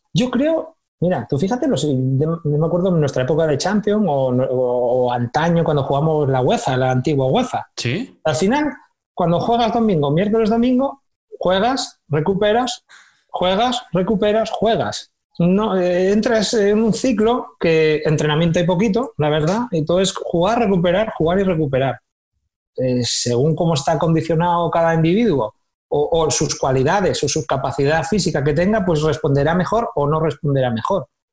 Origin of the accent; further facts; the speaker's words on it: Candás, Asturias, Spain; moved away as an adult; now in Málaga, Spain; Si yo voy a mi pueblo